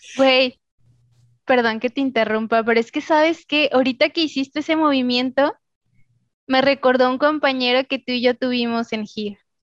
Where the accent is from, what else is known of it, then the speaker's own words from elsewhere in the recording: Mexico; De México.